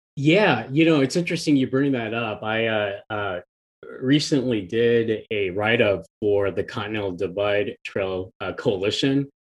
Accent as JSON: {"language": "English", "region": "Kansas", "country": "United States", "tie": "born or raised there", "said": "growing up in Kansas"}